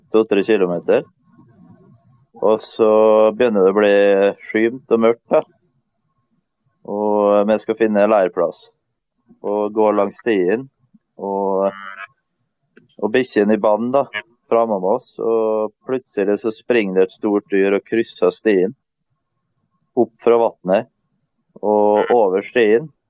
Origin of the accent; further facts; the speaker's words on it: Møre og Romsdal, Norway; For at eh, vi kommer som sagt fra Romsdalen og er vant med fjell.